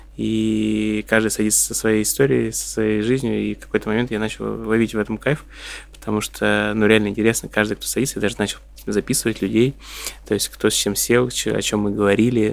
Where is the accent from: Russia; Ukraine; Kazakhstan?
Ukraine; Odesa, Odesa Oblast; moved away; also born or lived in Dnipropetrovsk; я вообще родился в Днепропетровске, вырос, э, в Одессе.